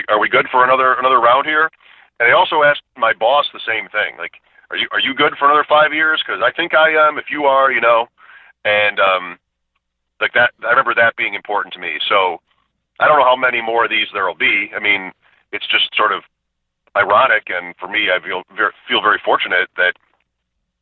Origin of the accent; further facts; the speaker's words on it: Grand Island, New York, United States; I grew up on Grand Island